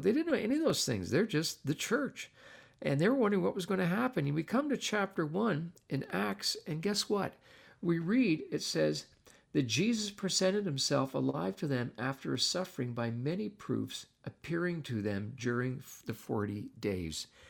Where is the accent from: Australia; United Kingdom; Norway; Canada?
Canada; I'm not an American, I'm a Canadian